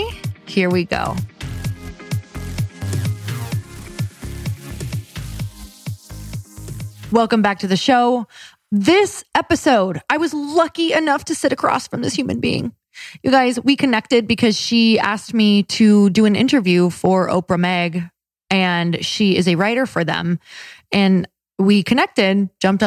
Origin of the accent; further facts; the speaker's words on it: Upper Michigan and Wisconsin, United States; I'm from Upper Michigan and Wisconsin